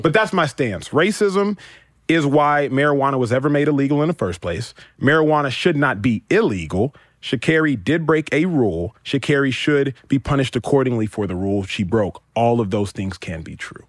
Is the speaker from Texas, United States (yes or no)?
yes; Dallas, Texas, United States; I grew up in Texas, but my parents grew up in Nigeria